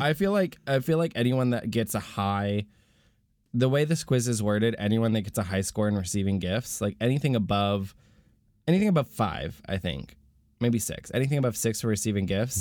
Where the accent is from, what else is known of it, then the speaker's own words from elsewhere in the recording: Florida, United States; I was born in Florida